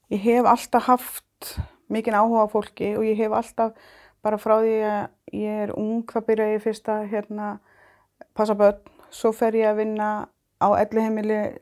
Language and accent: Icelandic; Iceland